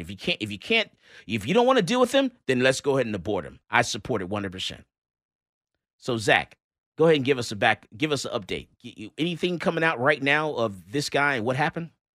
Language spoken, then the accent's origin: English; Missouri, United States; I'm from Missouri. They show me state.